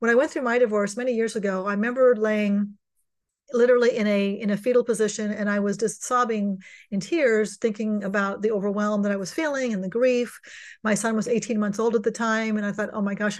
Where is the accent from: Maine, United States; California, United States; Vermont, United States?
California, United States; I'm born and raised in California